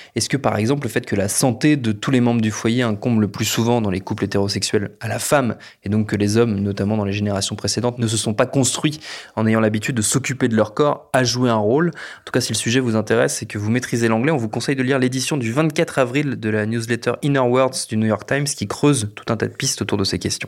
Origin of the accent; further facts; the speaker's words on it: France; chez nous en France